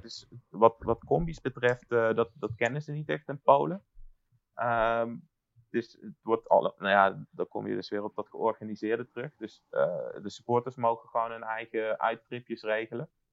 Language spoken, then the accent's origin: Dutch; Netherlands; now in Warsaw, Poland; ik woon in Warschau, ik kom uit, eh, kom uit Nederland